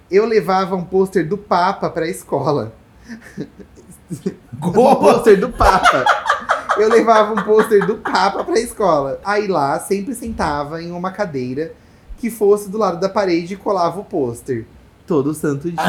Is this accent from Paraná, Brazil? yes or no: no; Recife, Pernambuco, Brazil; Sou de Recife, Pernambuco, um calor insuportável.